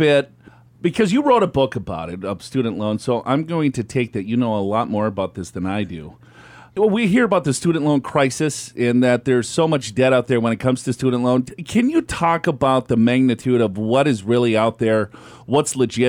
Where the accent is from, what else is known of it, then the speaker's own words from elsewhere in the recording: Minneapolis, Minnesota, United States; Yeah, I'm from Minneapolis myself.